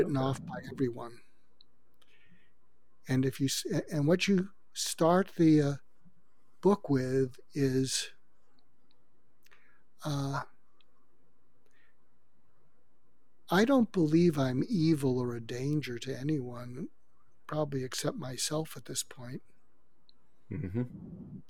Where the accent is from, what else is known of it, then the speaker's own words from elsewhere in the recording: suburb of Boston, Massachusetts, United States; moved away as an adult; also born or lived in Topeka, Kansas / Los Angeles, California; I grew up outside of Boston, in a suburb of Boston